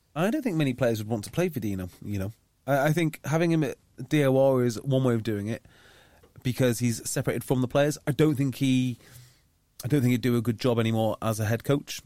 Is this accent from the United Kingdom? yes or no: yes; North Wales, United Kingdom; I grew up in North Wales